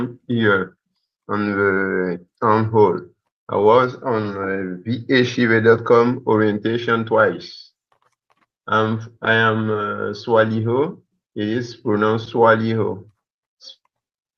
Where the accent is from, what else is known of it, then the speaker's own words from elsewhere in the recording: Côte d’Ivoire; I am from West Africa, Côte d'Ivoire